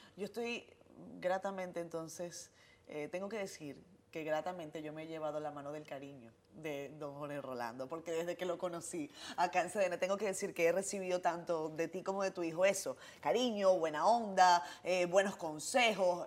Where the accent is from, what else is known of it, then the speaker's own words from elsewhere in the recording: Venezuela; now in Dominican Republic; yo vengo de un país como Venezuela